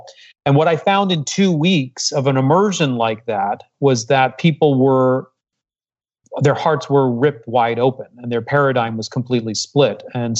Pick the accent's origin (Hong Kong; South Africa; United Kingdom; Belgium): Hong Kong; also born or lived in Singapore; I was raised abroad. I was raised in Hong Kong and I was born in Singapore. Come from a multicultural family.